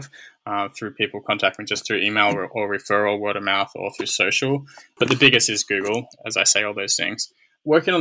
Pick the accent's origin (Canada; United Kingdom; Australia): Australia; moved away; as an Australian